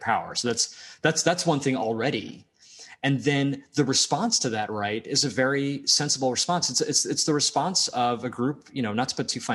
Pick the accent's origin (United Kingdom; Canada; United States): United States; also born or lived in Media, Pennsylvania; I'm American